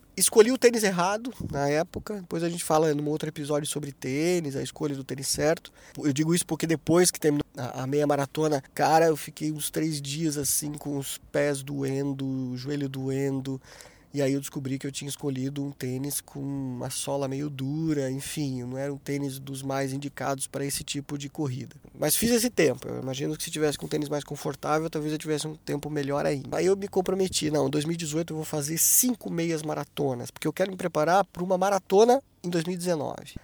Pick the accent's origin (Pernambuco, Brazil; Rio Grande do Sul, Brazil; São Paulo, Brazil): São Paulo, Brazil; Taubaté; now in Joinville, Brazil; eu nasci em Taubaté, né, no interior de São Paulo